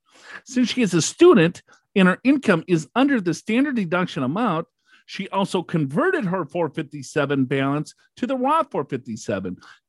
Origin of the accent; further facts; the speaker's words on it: Floyds Knobs, Indiana, United States; from Floyd Knobs, India.